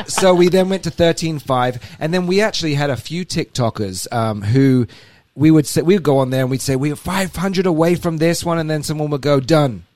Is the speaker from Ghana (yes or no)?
no; England, United Kingdom; moved away as an adult; also born or lived in Alabama; I'm from England originally. Moved over here uh, seven years ago